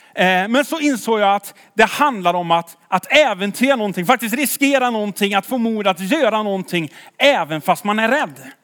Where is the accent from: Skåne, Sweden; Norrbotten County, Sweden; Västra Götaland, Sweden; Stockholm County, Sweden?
Västra Götaland, Sweden; Tidaholm; jag är från Tidaholm.